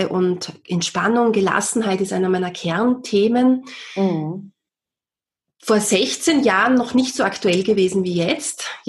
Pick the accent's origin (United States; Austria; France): Austria; war damals als Erzieherin oder bei uns in Österreich sagt man Kindergärtnerin tätig